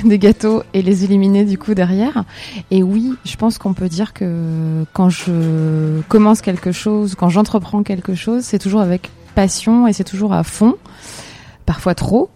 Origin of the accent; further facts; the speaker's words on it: Metz, Grand Est, France; je suis native euh, de Metz, en Lorraine